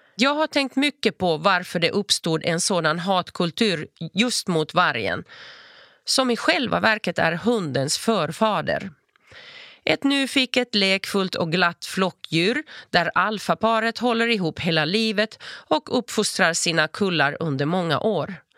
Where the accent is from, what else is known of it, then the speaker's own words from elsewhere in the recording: Turku, Southwest Finland, Finland; first language Finnish; Swedish is a second language; moved away as an adult; also born or lived in Espoo / Lund; now in Malmö, Sweden; Jag föddes i Esbo och växte upp i Åbo av finska föräldrar med hemspråket finska